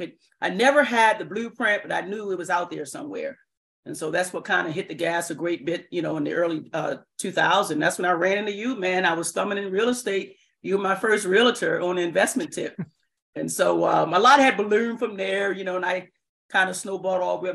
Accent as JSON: {"language": "English", "town": "Baltimore", "region": "Maryland", "country": "United States", "tie": "born or raised there", "said": "born and raised in Baltimore City."}